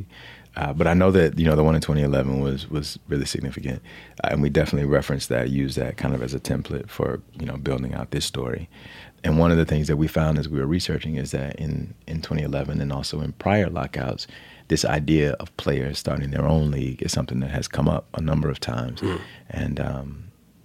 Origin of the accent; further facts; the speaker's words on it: Alabama, United States; born and raised in Alabama